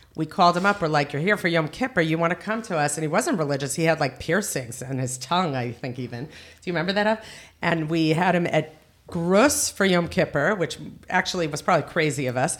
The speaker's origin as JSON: {"language": "English", "town": "Teaneck", "region": "New Jersey", "country": "United States", "also_born_or_lived": "Boca Raton, Florida", "moved": "yes", "lives_now": "Ramat Beit Shemesh, Israel", "said": "I am from Teaneck, New Jersey"}